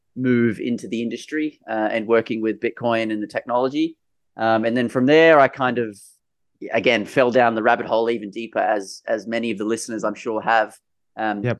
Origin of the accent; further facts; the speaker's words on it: Sydney, New South Wales, Australia; I grew up in Sydney, in New South Wales